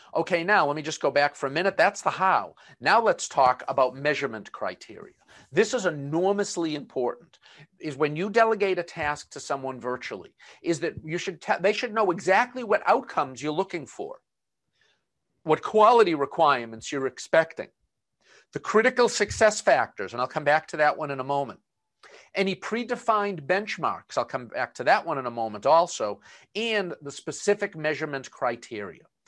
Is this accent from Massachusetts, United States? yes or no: yes; Boston, Massachusetts, United States; accent: Boston; my Boston accent